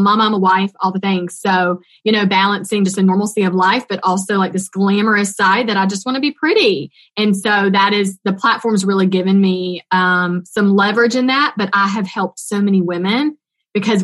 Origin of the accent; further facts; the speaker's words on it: North Carolina, United States; accent: Southern twang; A little Southern twang comes out, North Carolina here